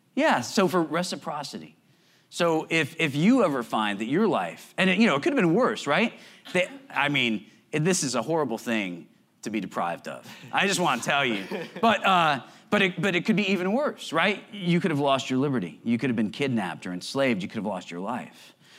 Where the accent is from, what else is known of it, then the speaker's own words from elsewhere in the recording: Connecticut, United States; I grew up in Connecticut